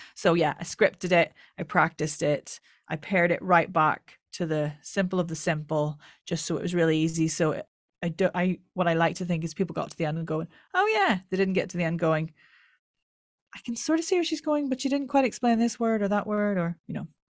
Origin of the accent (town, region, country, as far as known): Ireland; accent: Irish